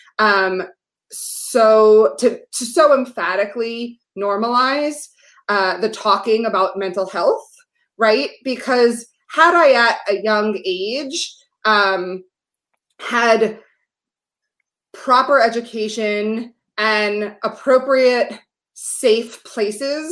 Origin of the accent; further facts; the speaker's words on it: New York City, New York, United States; I grew up in New York City